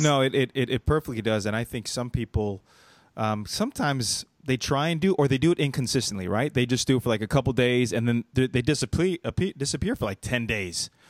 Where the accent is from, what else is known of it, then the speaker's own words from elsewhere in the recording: Los Angeles, California, United States; moved away as an adult; now in North Carolina, United States; I'm in North Carolina, but, and I'm from Los Angeles